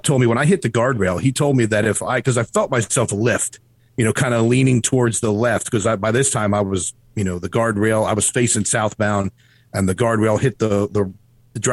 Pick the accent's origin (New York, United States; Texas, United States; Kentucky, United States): Kentucky, United States; Erlanger; also born or lived in Cleveland, Tennessee; Erlanger, Kentucky, which is, northern Kentucky, which is pretty much where I spent my whole life